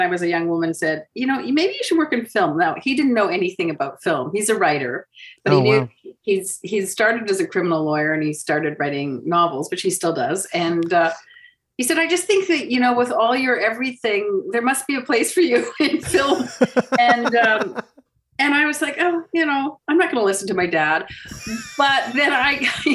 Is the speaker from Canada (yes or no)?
yes; Vancouver, British Columbia, Canada; moved away as an adult; also born or lived in Montreal / Toronto; I grew up in Vancouver